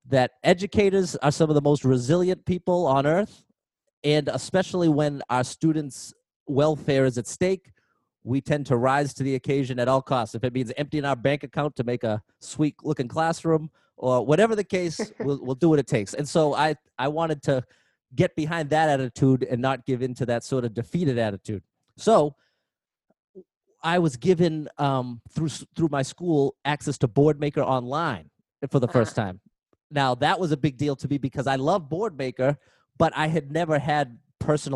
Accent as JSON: {"language": "English", "town": "Haverhill", "region": "Massachusetts", "country": "United States", "also_born_or_lived": "Methuen, Massachusetts", "said": "I'm actually from Haverhill, Massachusetts, but now I'm working in Methuen, Massachusetts"}